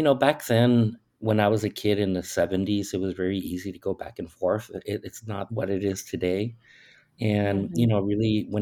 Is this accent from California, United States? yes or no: yes; San Diego, California, United States; also born or lived in Tijuana, Mexico; now in Tucson, United States; I moved one block from Tijuana to San Diego, specifically San Isidro, when I was about 5 years old.